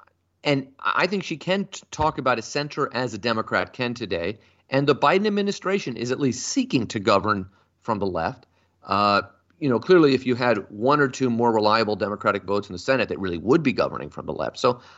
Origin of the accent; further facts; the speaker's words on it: the Bay Area, California, United States; I'm from the Bay Area.